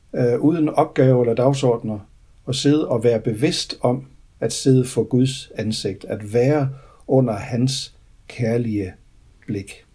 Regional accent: Denmark; moved away; da jeg var spejder hjemme i Grænsted for mange år siden

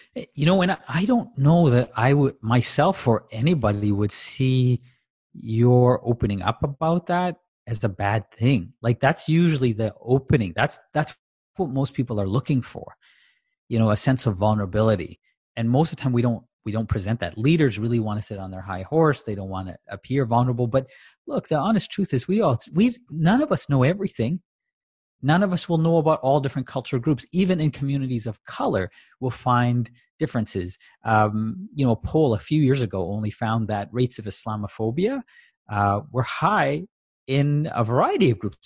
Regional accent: Tanzania; as a kid, uh, growing up in Tanzania

